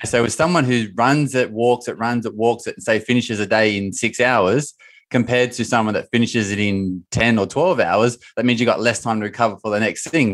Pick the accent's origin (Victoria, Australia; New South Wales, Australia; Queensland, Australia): New South Wales, Australia; Bathurst; In my hometown in Australia, three and a half hours northwest of Sydney, called Bathurst